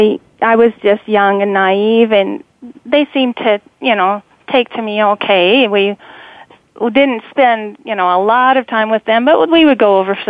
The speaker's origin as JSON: {"language": "English", "town": "Cannonville", "region": "Utah", "country": "United States", "tie": "born or raised there", "also_born_or_lived": "Panguitch, Utah / St. George, Utah", "said": "born in a southern Utah town called Panguitch, and I was raised in Cannonville, which is a tiny, tiny town of 150 people."}